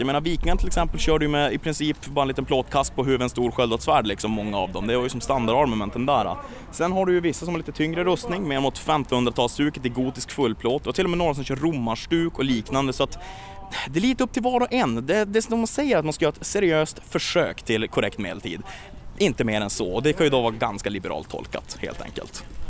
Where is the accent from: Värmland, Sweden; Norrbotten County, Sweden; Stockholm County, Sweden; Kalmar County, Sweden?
Norrbotten County, Sweden; Luleå; Jag kommer från Luleå